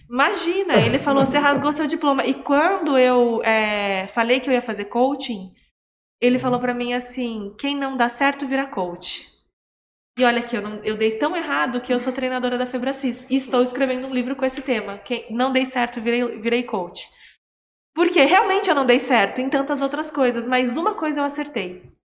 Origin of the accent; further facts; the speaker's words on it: Campinas, São Paulo, Brazil; eu sou campineira e morava em São Paulo